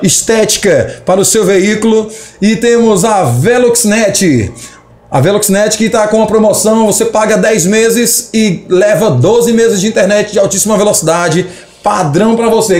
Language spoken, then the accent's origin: Portuguese; Tuntum, Maranhão, Brazil; Aqui na nossa cidade, nós sabemos que é uma cidade que é cheia de desafios. Quando se trata de empreender na cidade de Tuntum, existem os desafios porque é uma cidade pequena. Somos do estado do Maranhão.